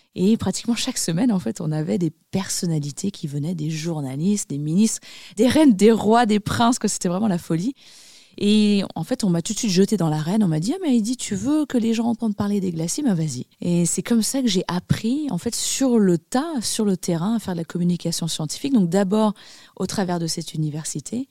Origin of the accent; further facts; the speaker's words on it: Annecy, Auvergne-Rhône-Alpes, France; J'ai grandi dans les Alpes. Je suis née à Annecy, en Haute-Savoie